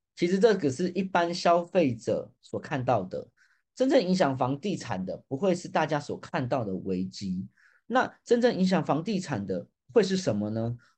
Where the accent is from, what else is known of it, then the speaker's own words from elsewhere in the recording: Taipei, Taiwan; 因为我本身也是台北出生的